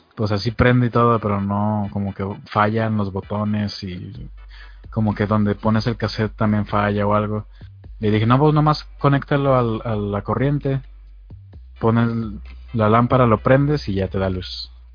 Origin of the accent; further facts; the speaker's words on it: Mexico; soy soy de México